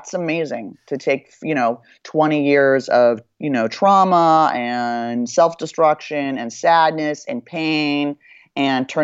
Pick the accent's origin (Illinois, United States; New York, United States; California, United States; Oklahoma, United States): California, United States; Beverly Hills; growing up in Beverly Hills